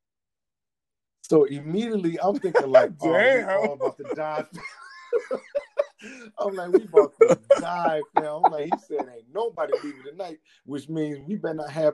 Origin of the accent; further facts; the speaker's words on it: United States; Kenosha, which is very close to my hometown